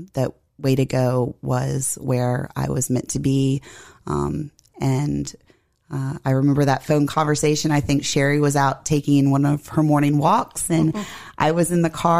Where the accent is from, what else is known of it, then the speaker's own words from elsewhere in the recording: Harrisonburg, Virginia, United States; also born or lived in Shenandoah County, Virginia / Washington, D.C. area; I was born in Shenandoah County, but we moved here when I was five. Okay. And grew up here locally